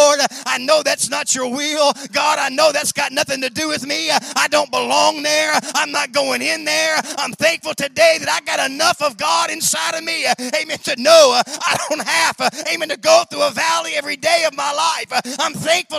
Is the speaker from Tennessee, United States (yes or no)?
yes; Memphis, Tennessee, United States; I was born and raised in Memphis, Tennessee